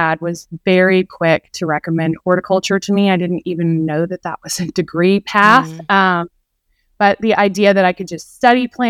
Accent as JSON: {"language": "English", "town": "Houston", "region": "Texas", "country": "United States", "tie": "born or raised there", "also_born_or_lived": "Clemson, South Carolina", "moved": "as an adult", "said": "I grew up in Houston, Texas"}